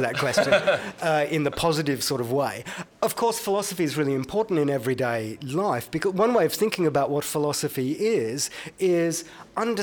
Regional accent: Brisbane, Queensland, Australia; I grew up in Brisbane

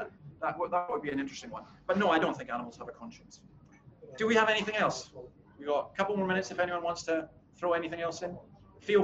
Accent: Scotland, United Kingdom; as a Scotsman

